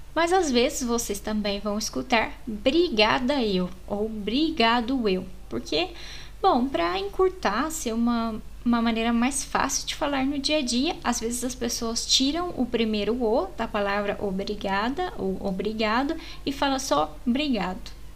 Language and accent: Portuguese; Brazil; nós brasileiros fazemos a e com um som